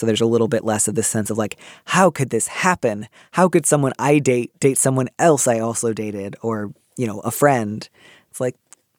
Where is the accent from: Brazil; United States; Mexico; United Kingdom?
United States; Midwest; And that's what I associate with waspiness. I don't know. I grew up in the Midwest.